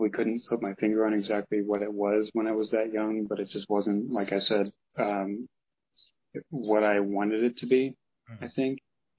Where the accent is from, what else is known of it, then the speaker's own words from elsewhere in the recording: Midwest, United States; On top of the fact that, again, I mentioned I grew up in the Midwest. There's not much in terms of like a genuinely good teacher around here.